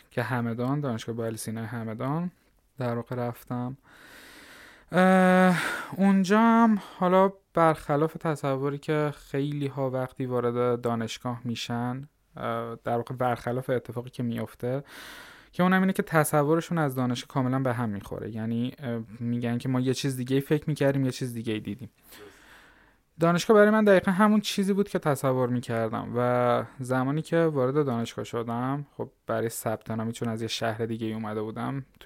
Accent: Lar, Fars, Iran; born there; همطور که خودتون هم گفتید متولد سال 76 توی استان فارس به دنیا اومدم حالا دقیق رو بخوام بگم شهرستان لار لارستان

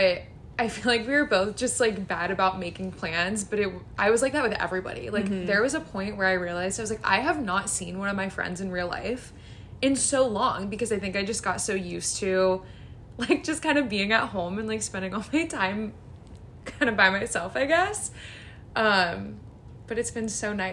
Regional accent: Columbus, Ohio, United States; I was born and raised in Columbus, Ohio, where I still am today

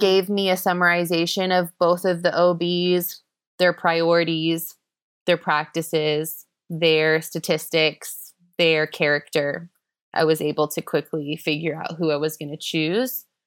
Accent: Florida, United States; moved away as an adult; now in Chengdu, China; we're from the U S, we're from Florida, the Sunshine

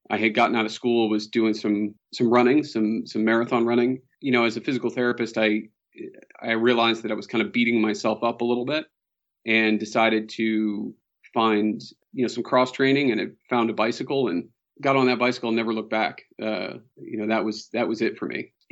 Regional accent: Boston, Massachusetts, United States; So, uh, born and raised in Boston, Massachusetts. Uh, somehow I've avoided the Boston accent for the most part.

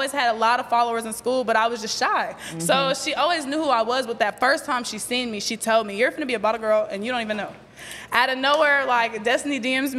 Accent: Okmulgee, Oklahoma, United States; moved away as an adult; also born or lived in Tulsa; I'm from Mugtown, 918 Okmulgee

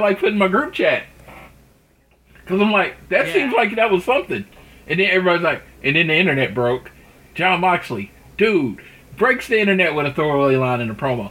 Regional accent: Oklahoma, United States; growing up in Oklahoma

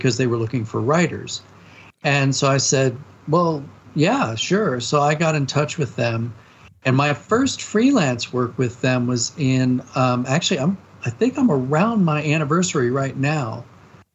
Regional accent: Maryland, United States; I grew up in Maryland

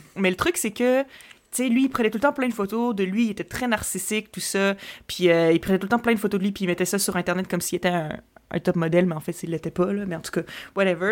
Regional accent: Quebec City, Quebec, Canada; also born or lived in Montreal; je viens de Québec

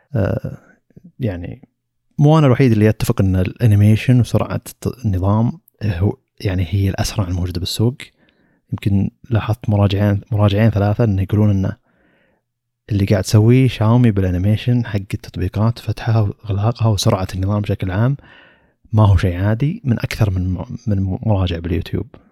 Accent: Saudi Arabia; عندنا بالسعودية

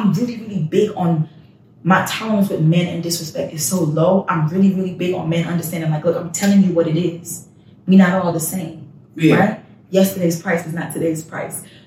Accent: Trinidad & Tobago; now in Texas, United States; I'm not even Jamaican. I'm Trinidadian

